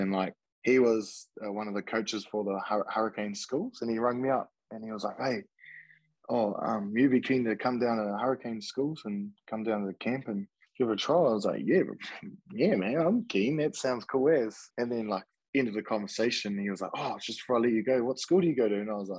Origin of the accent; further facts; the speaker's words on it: Ashburton, Canterbury, New Zealand; also born or lived in Timaru; So I was born in Timaru and I grew up in Ashburton. Went to Ashburton Borough, and that's where all my best mates were